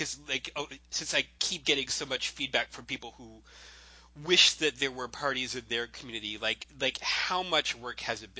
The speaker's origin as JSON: {"language": "English", "region": "Central Florida", "country": "United States", "tie": "born or raised there", "said": "I grew up in Central Florida."}